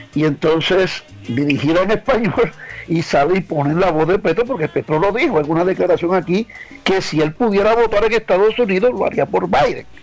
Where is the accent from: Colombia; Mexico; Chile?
Colombia; moved away; soy colombiano por encima de todo